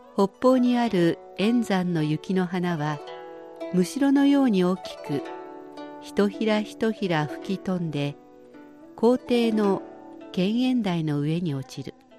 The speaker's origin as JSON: {"language": "Japanese", "region": "Shizuoka", "country": "Japan", "tie": "born or raised there", "moved": "as an adult", "lives_now": "Beijing, China", "said": "静岡県で生まれ育った私にとって"}